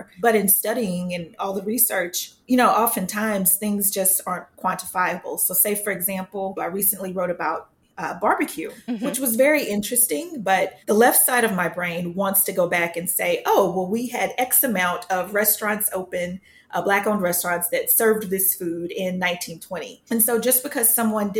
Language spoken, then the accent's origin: English; Sherman, Texas, United States; I grew up in Sherman, Texas, born and raised up near the Red River